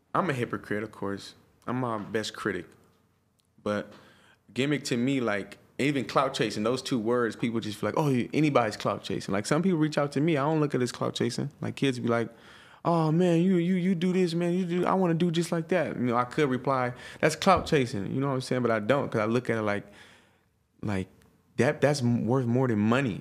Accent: Stockton, California, United States; I'm from Stockton, it's not millions of black people

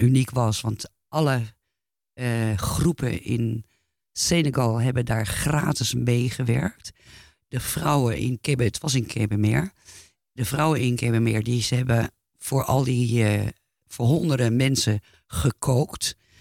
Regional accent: Netherlands; moved away; also born or lived in France; als Nederlander tussen hang, omdat ik natuurlijk in, ook in Frankrijk woonde toen de tijd

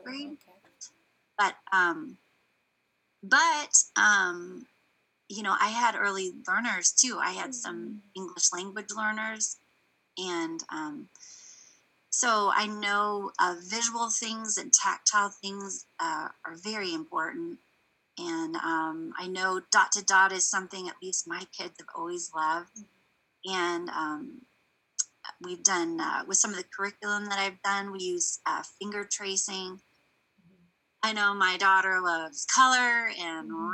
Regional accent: East Coast, Virginia, United States; moved away; also born or lived in California; I grew I grew up on the East Coast, and mm-hmm. so my early education was out actually in Virginia area

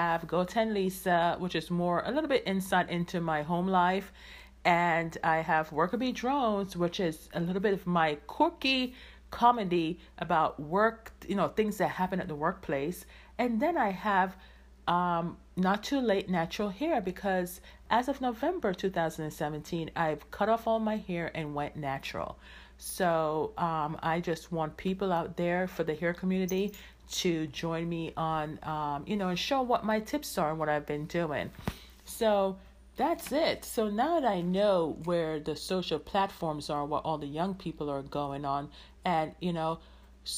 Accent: Jamaica; I am Jamaican

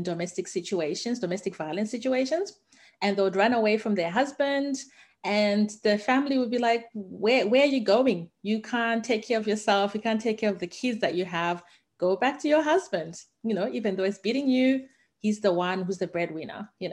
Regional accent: Harare, Zimbabwe; now in Australia; I'm originally from Zimbabwe. I grew up in the capital city in Harare.

